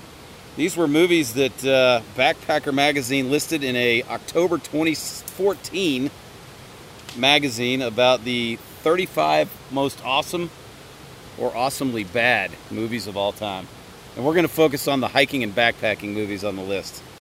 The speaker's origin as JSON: {"language": "English", "town": "Atlanta", "region": "Georgia", "country": "United States", "said": "we're all from Atlanta."}